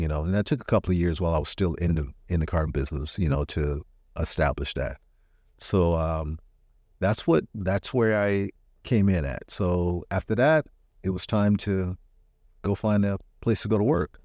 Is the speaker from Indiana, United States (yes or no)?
no; Richmond, California, United States; also born or lived in Arkansas; I was in the third grade when I got here, so I'm I'm really from Richmond